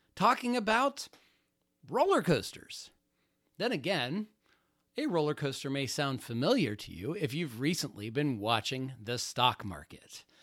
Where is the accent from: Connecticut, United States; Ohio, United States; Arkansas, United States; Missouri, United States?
Ohio, United States; Youngstown; now in Florida, United States; I was born in Youngstown, Ohio right between Cleveland and Pittsburgh